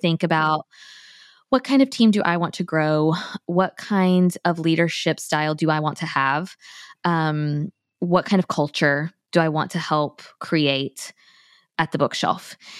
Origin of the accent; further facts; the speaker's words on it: Tallahassee, Florida, United States; moved away as an adult; now in Thomasville, United States; I grew up in Tallahassee